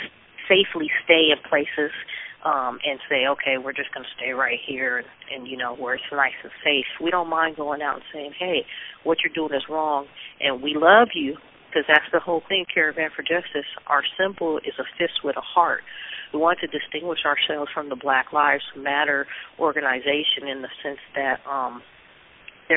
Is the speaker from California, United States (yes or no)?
yes; Long Beach, California, United States; I'm from Long Beach, and we're out of Long Beach